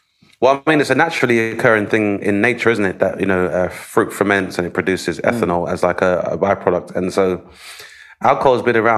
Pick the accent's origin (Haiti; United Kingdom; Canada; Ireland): United Kingdom; because obviously being British and being somewhat repressed